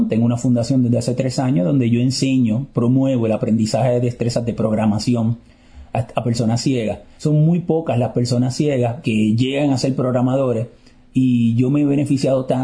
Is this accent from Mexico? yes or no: no; Puerto Rico; Eh, de Puerto Rico.